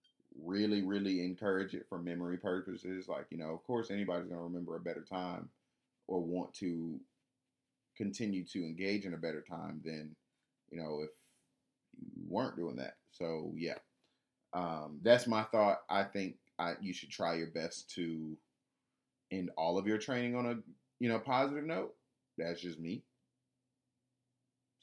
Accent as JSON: {"language": "English", "town": "Atlanta", "region": "Georgia", "country": "United States", "said": "I'm from Atlanta"}